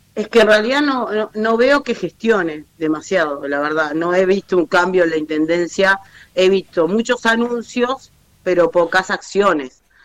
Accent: Montevideo, Uruguay; somos montevideanos

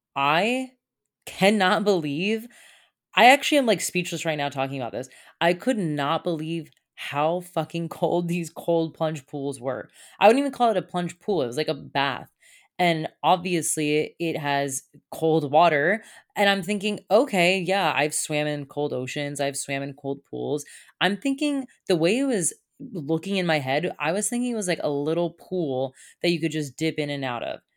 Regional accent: Satellite Beach, Florida, United States; I needed to get the hell out of my hometown. I've been here now since, I wanna say October.

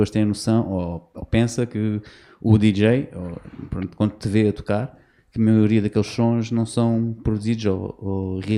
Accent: Venda do Pinheiro, Lisbon, Portugal; also born or lived in Algarve; Sou original da Venda do Pinheiro.

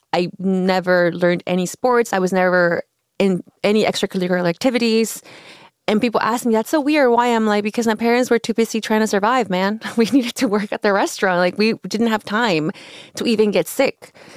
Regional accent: Oaxaca, Mexico; now in Los Angeles, United States; I grew up in Oaxaca

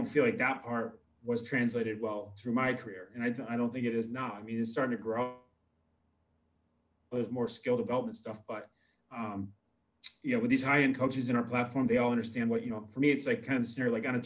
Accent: United States; I'm American

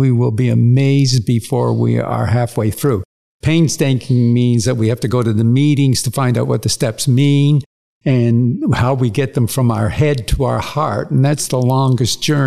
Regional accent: Windsor, Ontario, Canada; also born or lived in Toronto, Ontario, Canada; My father was a printer. By the time I was about 7 years old, he had five printing companies, and we moved to Windsor

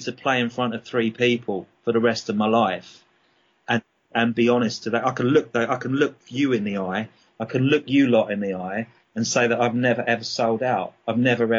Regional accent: Brighton, South East England, United Kingdom; accent: English; moved away as an adult; also born or lived in Dublin, Ireland / London / Australia; now in England; I started off in Brighton. Well, actually, I was born in Dublin, and then we moved to London, and then I moved to Brighton when I was about 4 or 5, and went to school there, and then sort of went back to London when I was 19

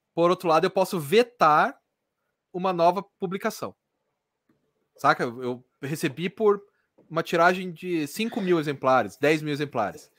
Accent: Curitiba, Paraná, Brazil; eu sou de Curitiba, não sou de São Paulo.

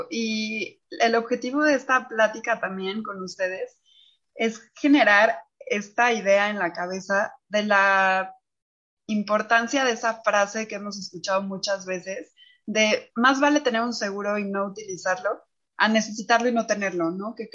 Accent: Mexico; Somos mujeres mexicanas

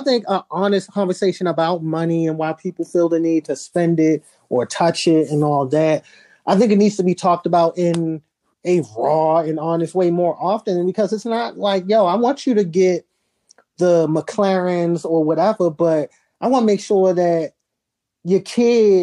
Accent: Baltimore, Maryland, United States; I'm from Baltimore

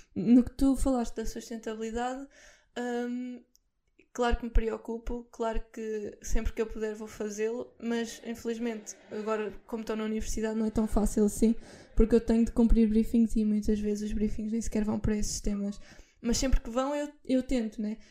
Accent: Figueira da Foz, Centro, Portugal; eu sou da Figueira

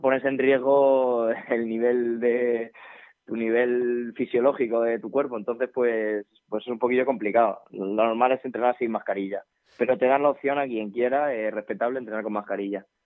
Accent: Spain; Somos gente de Alcázar

